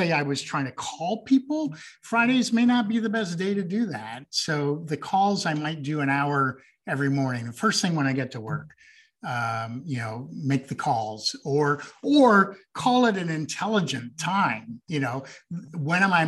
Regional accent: Green Bay, Wisconsin, United States; also born or lived in Montreal, Quebec, Canada / Trois-Rivières, Quebec, Canada / South Africa; I grew up in Wisconsin, couple blocks from Packers Stadium. I was actually there from when I was 11 until I graduated high school. So I consider that home

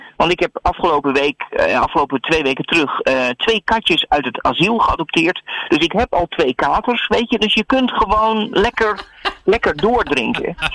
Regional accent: Netherlands

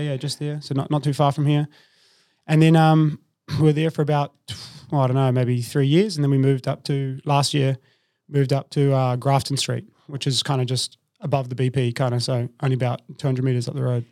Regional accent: New Zealand; moved away as an adult; also born or lived in Melbourne, Australia; now in Sydney, Australia; I'm from New Zealand originally, but I've lived in Australia for about twelve years now.

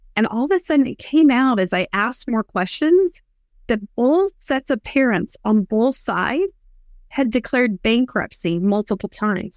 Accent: West Texas, United States; I grew up in West Texas

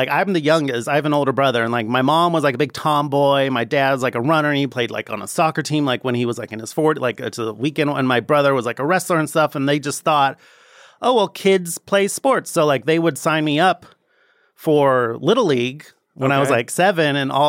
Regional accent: San Jose, California, United States; San Jose, California.

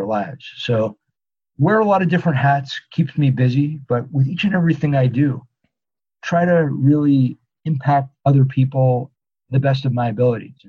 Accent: Los Angeles, California, United States; also born or lived in New York; now in Los Angeles, United States; I grew up on a street in LA, suburb of LA, town called Tarzana, and the street is Velez Avenue

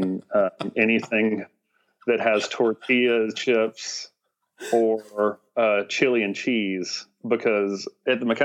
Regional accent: Gallatin, Tennessee, United States; I'm a Tennessee native, grew up on a cow farm in Gallatin, Tennessee

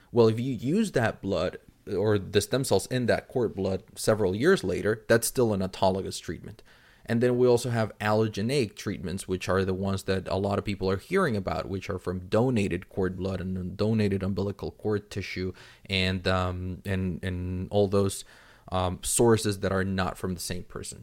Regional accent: Mexico City, Mexico; I'm originally from Mexico City

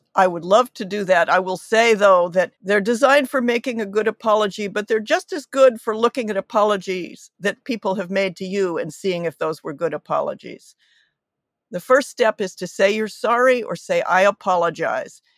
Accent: United States; coming to this as an American

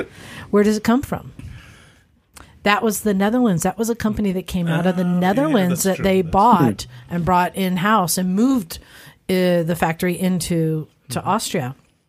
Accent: United Kingdom; So yeah, I'm British, 25% German, 12% Scandinavian.

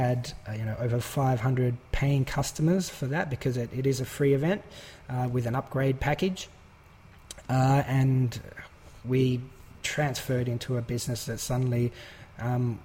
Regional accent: Australia; we're both Australian

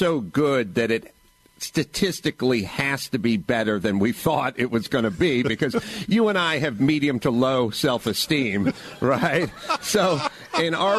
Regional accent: Los Angeles, California, United States; I grew up in North Hollywood

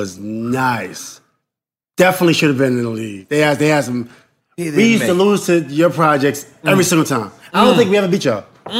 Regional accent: New York City, New York, United States; born or raised there

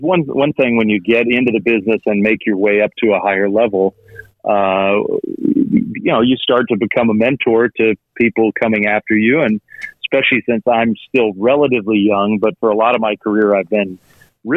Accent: around Washington, D.C., Virginia, United States; moved away; I grew up in Virginia, but around Washington, D.C.

